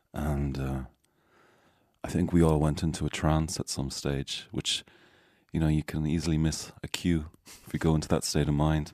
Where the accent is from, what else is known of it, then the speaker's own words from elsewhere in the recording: Galway, Connacht, Ireland; also born or lived in Malta; now in North Strand, Dublin, Ireland; where I grew up, uh, mostly Galway?